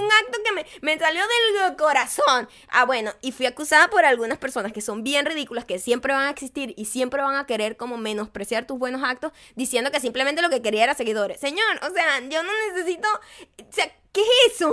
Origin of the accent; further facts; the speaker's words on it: Venezuela; now in United States; como venezolana, como latina, como inmigrante